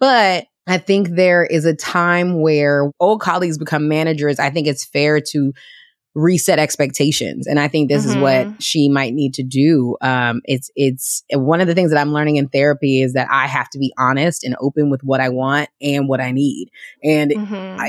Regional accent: Washington, District of Columbia, United States; moved away; also born or lived in New York; my hometown of DC

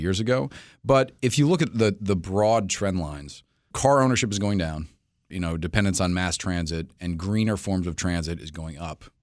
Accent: New York City, New York, United States; moved away as an adult; now in Washington, D.C., United States; I'm from New York City originally

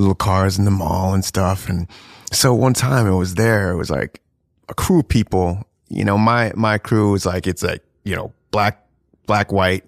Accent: New Jersey, United States; also born or lived in South Florida; now in New York City, United States; I grew up in South Jersey, so it's kinda like, you know, these white kids.

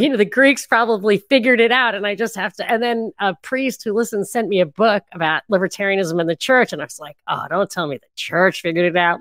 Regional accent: New York, United States; I'm from New York

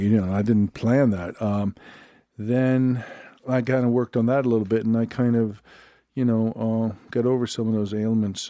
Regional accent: Sweden; I'm from Sweden

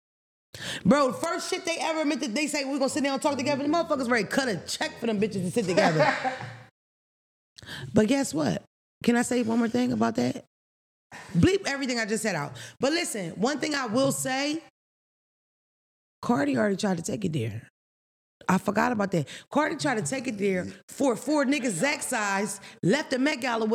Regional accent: Philadelphia, Pennsylvania, United States; I grew up in Philadelphia.

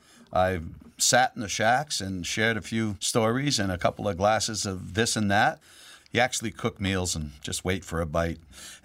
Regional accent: Lewiston, Maine, United States; I grew up in Lewiston, Maine.

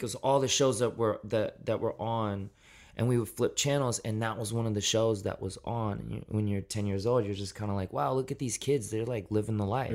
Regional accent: Memphis, Tennessee, United States; also born or lived in Shelby Forest, Tennessee / Millington, Tennessee; I was born in Memphis, Tennessee, and for my, most of my childhood, grew up outside of the city in more of a rural setting.

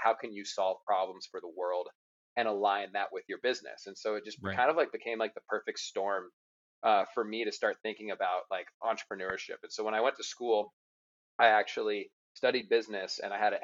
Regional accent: Murrieta, California, United States; I was born in California in a town called Murrieta, which is about an hour north of San Diego

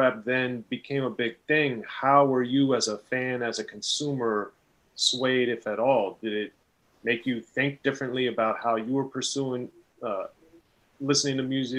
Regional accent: Maryland, United States; growing up in Maryland

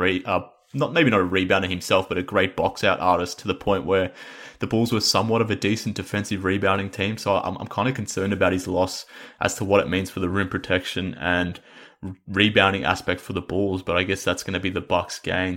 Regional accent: Australia; we're both Australian

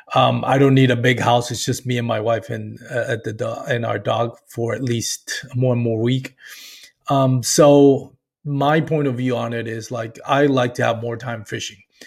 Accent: Puerto Rico; moved away as an adult; I grew up and what I like to call in Puerto Rico, that cable T V generation

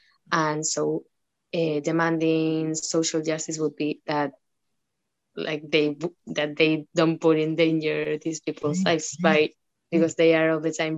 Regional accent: San Sebastián, Basque Country, Spain; also born or lived in Burgos; I was born in Donostia, but I would go to a village in Burgos that didn't have any electricity.

